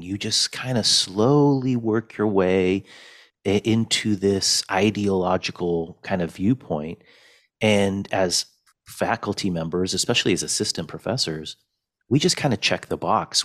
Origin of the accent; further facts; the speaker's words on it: Fresno, California, United States; also born or lived in Wrocław, Poland / Chicago, Illinois; eventually I grew up in Fresno, California.